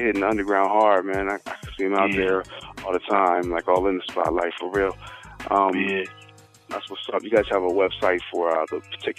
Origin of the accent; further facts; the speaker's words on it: Ohio, United States; I'm from Ohio, so consider Midwest, consider East Coast by some, it's whatever, consider up north